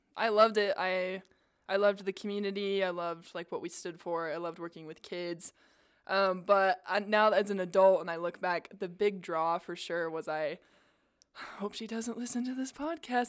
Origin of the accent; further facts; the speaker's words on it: South Jordan, Utah, United States; I grew up in South Jordan